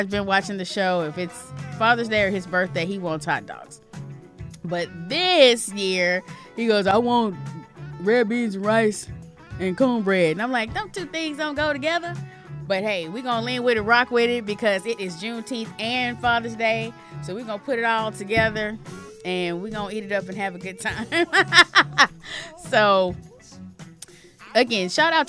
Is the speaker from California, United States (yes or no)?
no; Louisiana, United States; moved away; we're from Louisiana, so we do the crab boils